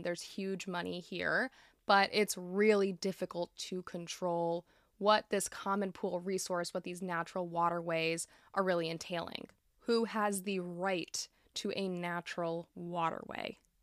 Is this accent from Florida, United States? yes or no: yes; Florida, United States; my home state of Florida